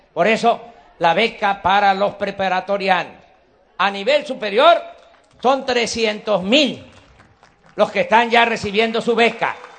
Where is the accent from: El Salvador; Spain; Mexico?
Mexico